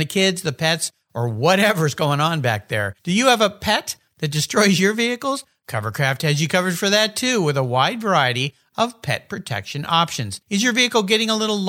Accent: San Diego, California, United States; growing up in San Diego

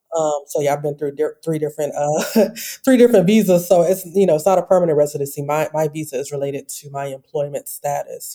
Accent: Detroit, Michigan, United States; moved away as an adult; also born or lived in Chicago; now in Oman; I am from Detroit, Michigan

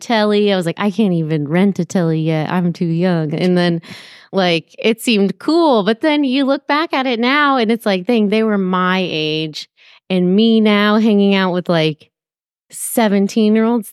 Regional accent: Petaluma, California, United States; moved away as an adult; also born or lived in San Francisco Bay Area; now in Marin County, United States; I'm from Sonoma County

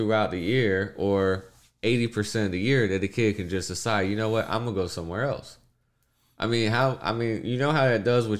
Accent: Texas, United States; I'm from Texas.

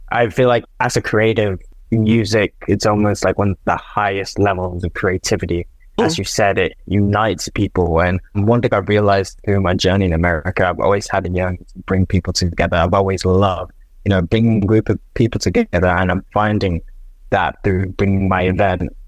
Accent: Nigeria; It was the first time I heard Afro beats because I'm from Nigeria. I've never heard Afro beats at a night out.

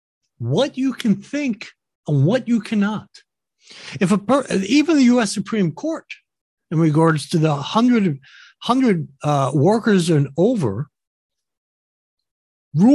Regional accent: United States

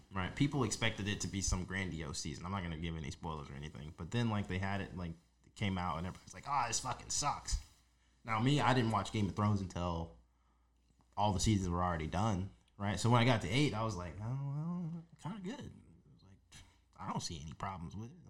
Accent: Las Vegas, Nevada, United States; a teenager growing up in Las Vegas, like into my early twenties

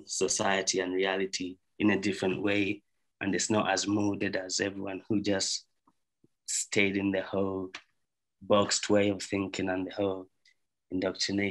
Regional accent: Zambia; moved away; I grew up in Zambia

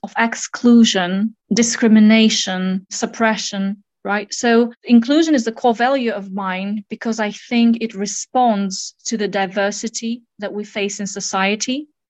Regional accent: Kazakhstan; I was born in Kazakhstan in a small city named Jaskazgan, but my family moved quite a bit. And at different points of my life, I lived in southern, central, and northern parts of Kazakhstan

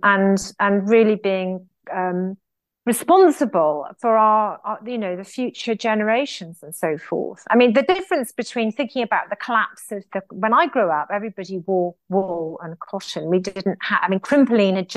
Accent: United Kingdom; as British people

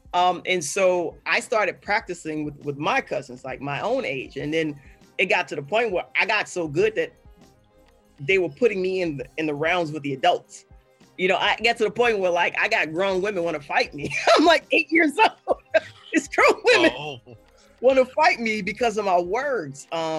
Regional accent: Chicago, Illinois, United States; I'm from Chicago.

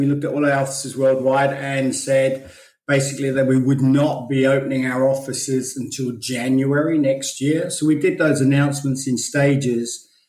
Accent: London, United Kingdom; moved away as an adult; also born or lived in Belfast / Australia; So actually my background was I was born in Belfast and kind of raised in London until I was 21 and then started traveling throughout the world, ended up in Australia in 1988.

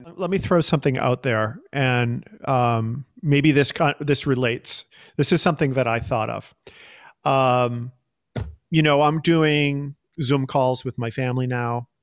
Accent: Boston, Massachusetts, United States; moved away as an adult; also born or lived in Chicago; I grew up in Boston

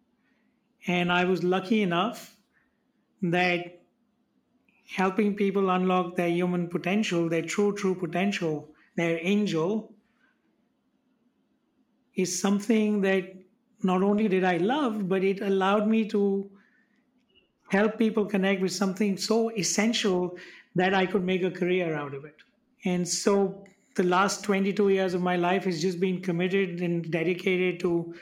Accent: India; I'm from India.

